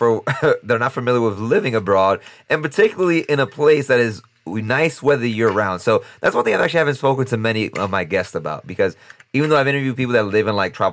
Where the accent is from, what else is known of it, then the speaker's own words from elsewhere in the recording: New York, United States; my fellow New Yorkers